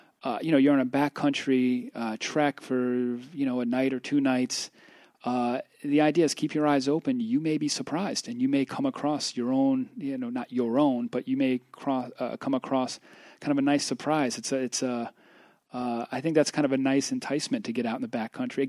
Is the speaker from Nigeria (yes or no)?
no; United States; as an American